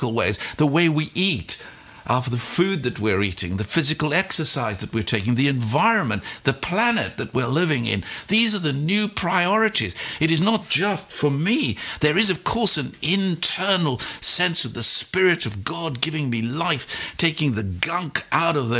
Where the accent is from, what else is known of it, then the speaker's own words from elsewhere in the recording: South Africa; I was born in South Africa